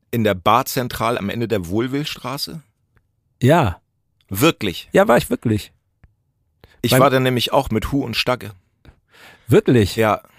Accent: Hemmoor, Lower Saxony, Germany; ich komme aus Hemoa, das ist in der Nähe von Cuxhaven.

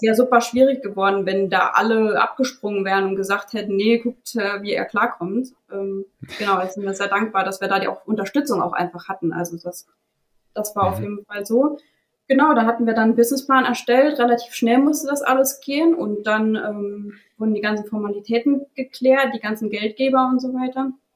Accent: Saarland, Germany; ich bin in einem kleinen Dorf aufgewachsen, äh, im Saarland.

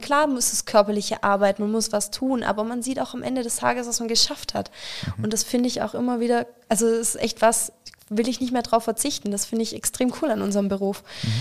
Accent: Stuttgart area, Baden-Württemberg, Germany; ich komme aus der Stuttgarter Ecke tatsächlich

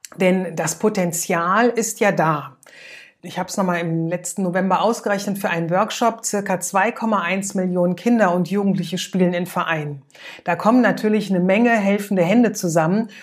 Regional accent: Germany; bei uns in Deutschland

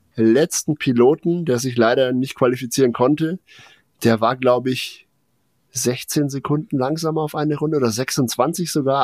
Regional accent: Germany; also born or lived in Nuremberg; als äh, in Nürnberg ansässige Bewohner

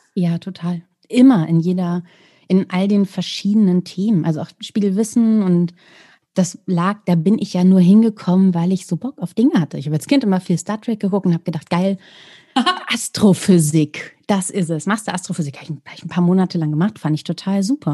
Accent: Celle, Lower Saxony, Germany; die Stadt, in der ich gelebt habe, die auch meine Heimatstadt ist, Celle

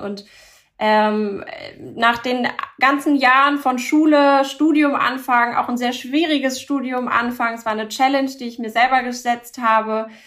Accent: Hamburg, Germany; German is a second language; also born or lived in Paris; bin in Hamburg geboren, aufgewachsen

